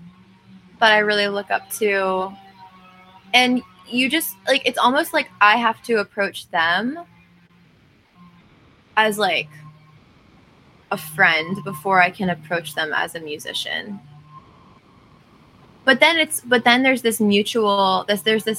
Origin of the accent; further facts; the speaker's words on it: western Pennsylvania, United States; moved away as an adult; now in Nashville, United States; I grew up not in Philadelphia, but on the other side of the state